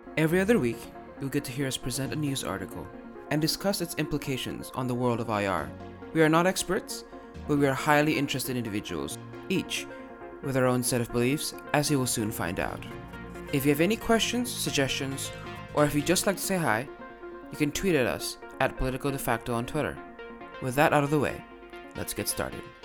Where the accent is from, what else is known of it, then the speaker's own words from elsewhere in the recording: Indonesia; I'm Indonesian by birth